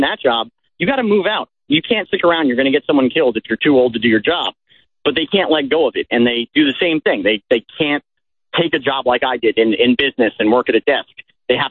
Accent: New Jersey, United States; I was lower class from New Jersey growing up

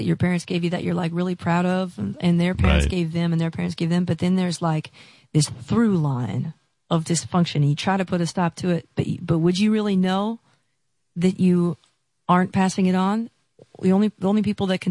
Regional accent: Seattle, Washington, United States; I'm from Seattle

